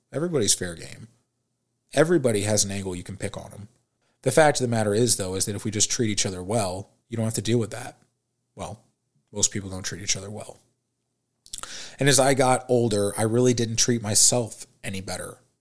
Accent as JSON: {"language": "English", "town": "St. Louis", "region": "Missouri", "country": "United States", "tie": "born or raised there", "also_born_or_lived": "Springfield, Missouri", "said": "I was born and raised in St. Louis, Missouri."}